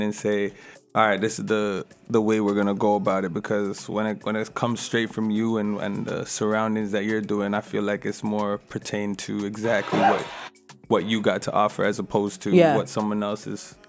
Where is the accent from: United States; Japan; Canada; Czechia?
Canada; Toronto, Ontario; now in Ottawa, Canada; No, originally I'm from Toronto, Scarborough, but I actually moved out to Ottawa, and there's where I kind of developed more of my music-wise.